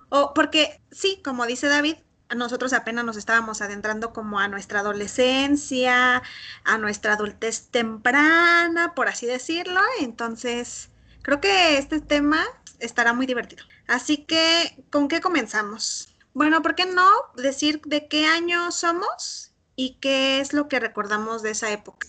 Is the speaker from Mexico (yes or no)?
yes; Morelia, Michoacán, Mexico; Nosotros que somos de Morelia